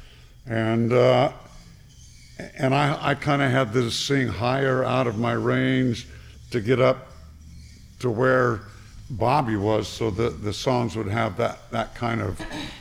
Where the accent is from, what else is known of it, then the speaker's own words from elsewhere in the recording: Santa Ana, California, United States; I was raised in Santa Ana.